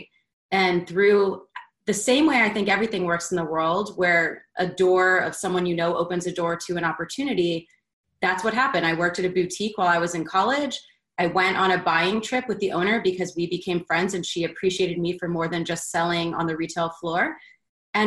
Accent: Baltimore, Maryland, United States; also born or lived in Philadelphia, Pennsylvania; now in Atlanta, United States; I grew up originally in Philadelphia and then moved to Baltimore in fifth grade

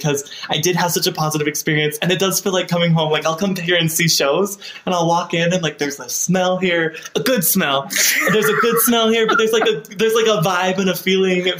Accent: Salt Lake City, Utah, United States; Salt Lake City, downtown.

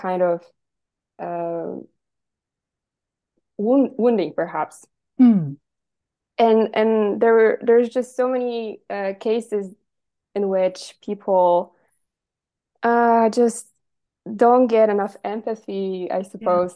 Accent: Poland; I'm 24 and I'm from Poland, which is where right now I'm talking to you.

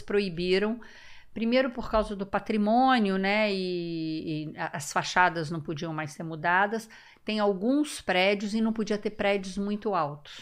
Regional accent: Rio de Janeiro, Brazil; eu sou carioca da gema, mas nasci e morei a minha infância e adolescência toda na Urca

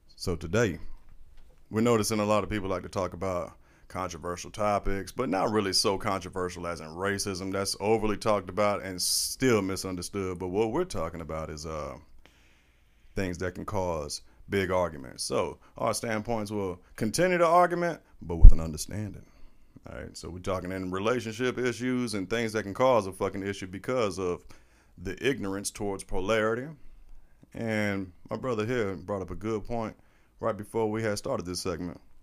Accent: St. Petersburg, Florida, United States; also born or lived in Nuremberg, Germany; I was raised here in Saint Pete

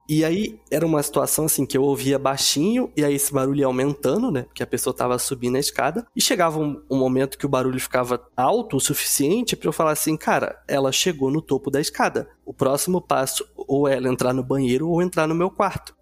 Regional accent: Rio de Janeiro, Brazil; also born or lived in São Paulo; nesse quintal lá em Quintino, não sei quem é do Rio aí nas Zona Norte, foi onde eu cresci

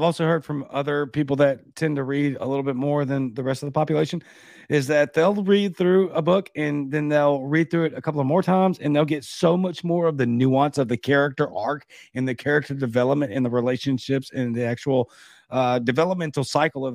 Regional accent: Baton Rouge, Louisiana, United States; now in Mississippi, United States; I'm from Baton Rouge

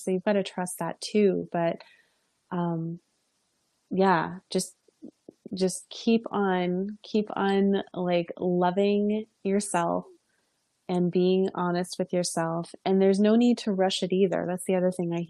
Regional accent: New York, United States; I'm from New York as well.

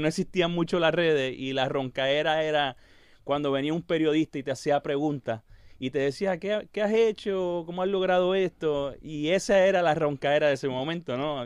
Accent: Puerto Rico; soy el pianista puertorriqueño con más discos vendidos

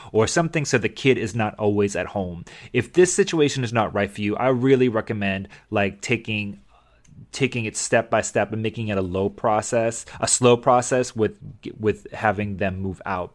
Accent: Massachusetts, United States; moved away; I grew up in Massachusetts

